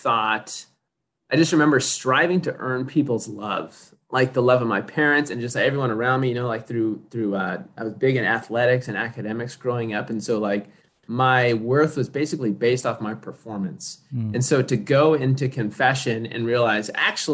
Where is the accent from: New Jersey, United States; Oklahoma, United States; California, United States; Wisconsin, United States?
California, United States; Victorville; now in Los Angeles, United States; Grew up in the high desert, Victorville, Apple Valley